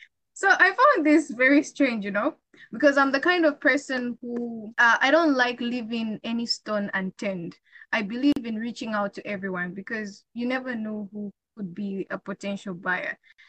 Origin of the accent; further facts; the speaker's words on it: Zambia; I'm from Zambia.